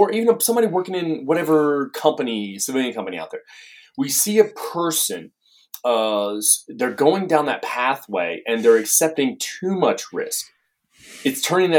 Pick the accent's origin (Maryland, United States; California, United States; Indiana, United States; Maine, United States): Maine, United States; now in Tennessee, United States; I'm from Maine. So I'm in New England, you know, up there.